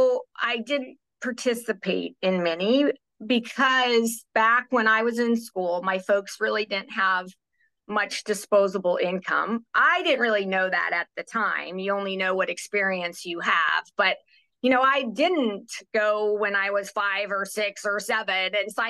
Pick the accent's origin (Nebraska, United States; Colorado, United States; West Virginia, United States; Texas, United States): Nebraska, United States; Kearney; moved away; also born or lived in Arizona; I am from Nebraska, born and raised in Kearney, Nebraska